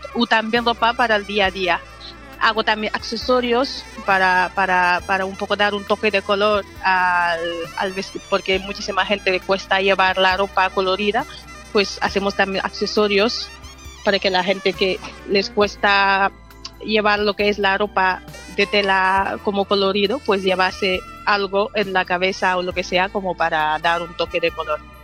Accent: Senegal; now in Bilbao, Spain; soy de Senegal, llevo 11 años aquí en Bilbao

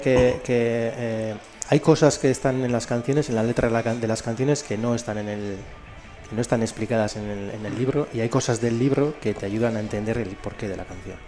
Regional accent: Elorrio, Basque Country, Spain; yo soy del Orrio

